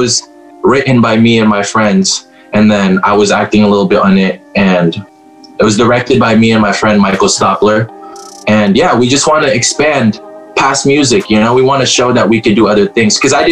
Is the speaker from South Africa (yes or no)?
no; Manado, North Sulawesi, Indonesia; or, or, or Sulawesi, all because I grew up in Manado.